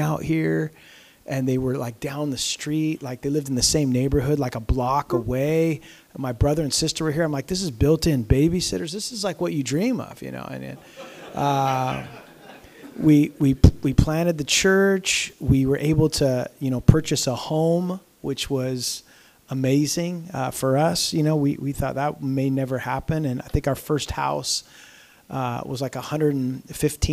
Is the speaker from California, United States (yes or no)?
yes; Southern California, United States; moved away as an adult; I grew up in Southern California and was there, you know, pretty much my whole life.